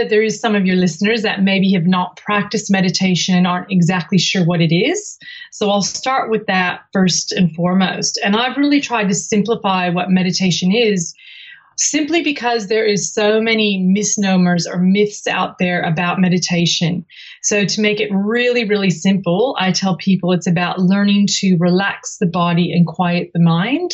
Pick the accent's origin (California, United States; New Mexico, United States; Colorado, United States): California, United States; moved away as an adult; now in Sydney, Australia; I came from the United States, from California, before I moved to Sydney in 1995